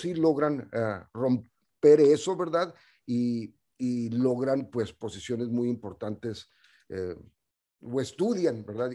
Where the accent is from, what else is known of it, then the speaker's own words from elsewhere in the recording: Ciudad Juárez, Chihuahua, Mexico; moved away; also born or lived in El Paso, Texas; nací en, ah, en El Paso, Texas, y esa fue una movida que hizo mi mamá porque nosotros vivíamos en Ciudad Juárez